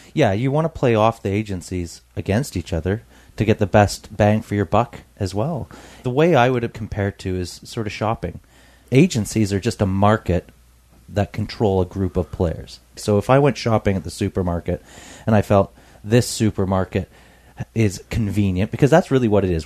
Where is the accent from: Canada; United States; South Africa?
Canada; I'm a Canadian